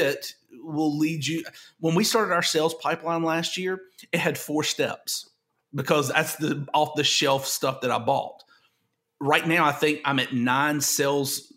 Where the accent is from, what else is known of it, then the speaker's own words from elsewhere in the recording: the South, United States; I'm from the South